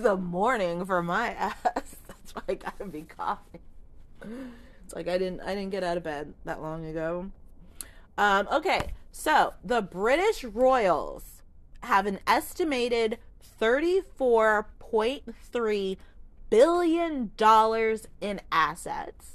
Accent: United States; how we do things here in the States

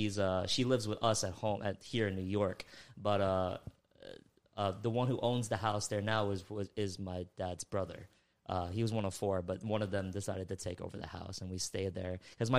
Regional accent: Philippines; I'm Filipino myself.

